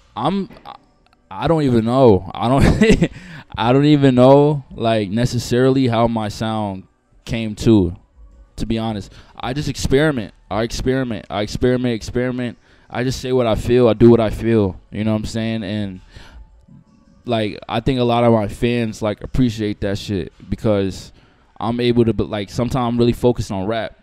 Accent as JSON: {"language": "English", "town": "Amityville", "region": "New York", "country": "United States", "tie": "born or raised there", "moved": "as an adult", "lives_now": "Los Angeles, United States", "said": "I grew up in Long Island, um, New York, Amityville"}